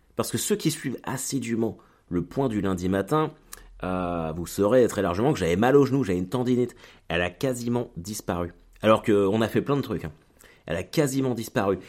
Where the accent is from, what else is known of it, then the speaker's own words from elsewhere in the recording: France; also born or lived in Caen; je suis français